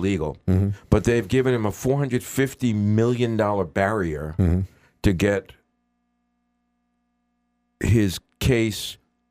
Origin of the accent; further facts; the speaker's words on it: New York, United States; also born or lived in Queens; now in Boston, United States; when I grew up in New York